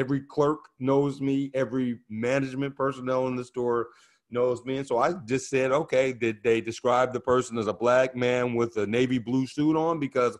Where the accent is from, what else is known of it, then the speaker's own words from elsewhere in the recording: Oakland, California, United States; growing up in Oakland, you know, Oakland was one of the more integrated cities in America to grow up in the 70s.